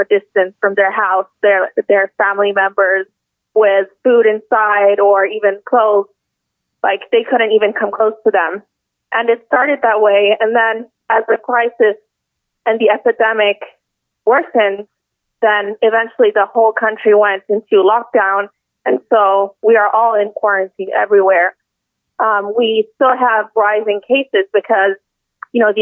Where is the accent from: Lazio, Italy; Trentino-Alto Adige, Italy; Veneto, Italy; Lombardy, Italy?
Lombardy, Italy; Milan; I am from Milan, Lombardy, where the crisis has had the largest impact